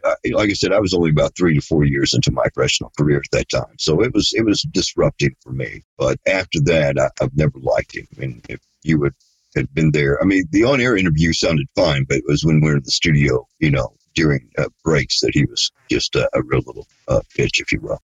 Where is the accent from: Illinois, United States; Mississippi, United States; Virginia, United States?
Illinois, United States; Chicago; also born or lived in greater St. Louis area; now in St. Louis, United States; I'm from Chicago, Illinois